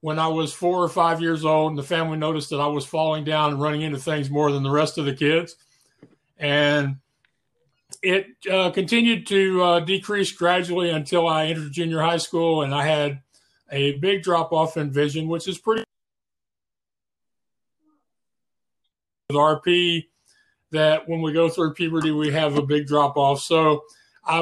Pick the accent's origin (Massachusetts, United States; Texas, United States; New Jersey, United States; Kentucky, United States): Texas, United States; Spring; I'm from Spring, Texas, which is the same general area. I've lived here most of my life. Went through elementary, junior high, and high school here